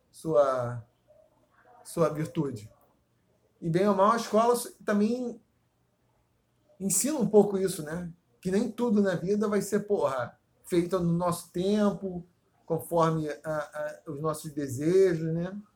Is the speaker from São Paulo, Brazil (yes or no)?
no; Paracambi, Rio de Janeiro, Brazil; born there; Eu nasci em Paracambi, que é meio, porra, já quase Bolívia, né?